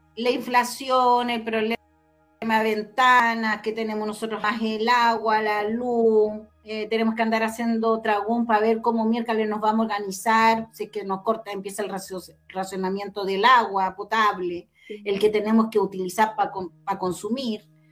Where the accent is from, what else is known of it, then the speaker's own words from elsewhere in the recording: Chile; como chilenos